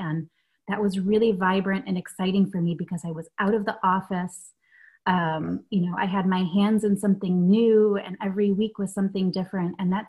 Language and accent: English; Michigan, United States; also born or lived in Germany; And I did grow up bouncing between both Michigan and Germany, but I was born in Michigan.